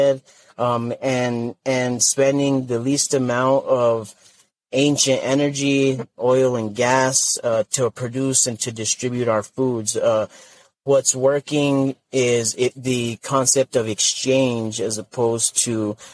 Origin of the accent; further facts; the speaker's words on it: northern New Mexico, United States; my home community in northern New Mexico